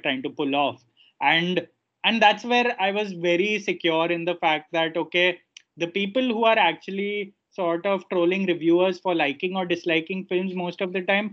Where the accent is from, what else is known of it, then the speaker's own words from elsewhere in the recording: India; as an Indian